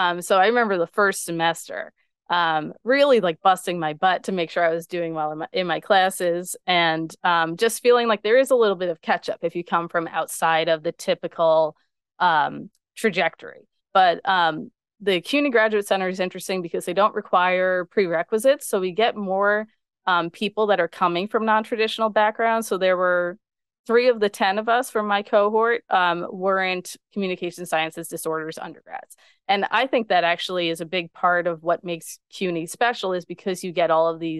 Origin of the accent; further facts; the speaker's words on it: Long Island, New York, United States; people always think that I am not from Long Island because I don't have the Long Island accent.